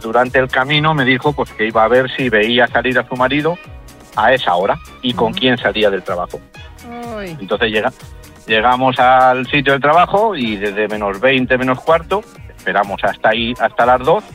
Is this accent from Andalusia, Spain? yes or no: yes; Seville, Andalusia, Spain; Yo soy de Sevilla, no, un pueblo